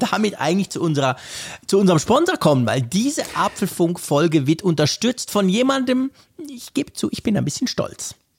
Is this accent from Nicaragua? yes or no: no; Switzerland